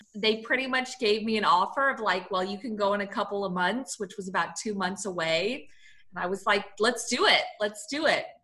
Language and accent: English; San Francisco, California, United States; I grew up in San Francisco, California, which is very liberal